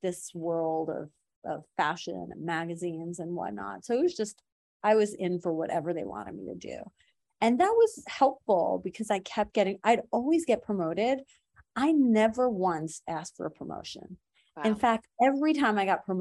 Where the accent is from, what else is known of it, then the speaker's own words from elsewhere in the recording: Iran; moved away; I'm from Iran